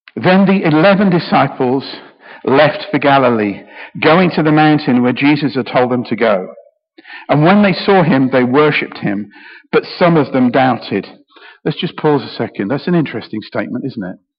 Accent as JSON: {"language": "English", "country": "United Kingdom", "said": "I'm very British"}